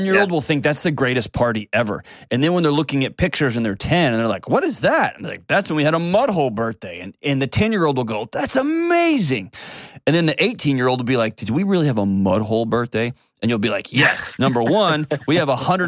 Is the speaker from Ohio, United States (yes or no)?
no; Texas, United States; I grew up in Texas